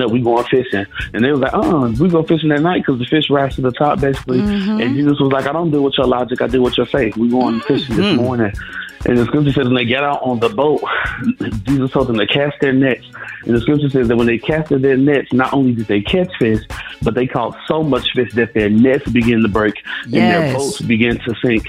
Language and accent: English; Chicago, Illinois, United States; now in Nashville, United States; I'm originally born and raised in Chicago, Illinois